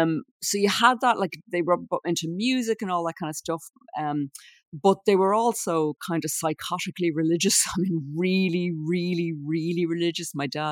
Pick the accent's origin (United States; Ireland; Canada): Ireland; Dublin, Leinster; Well, I was born and bred there, but my parents would have come from, they were both from Dublin, but they different parts of Dublin.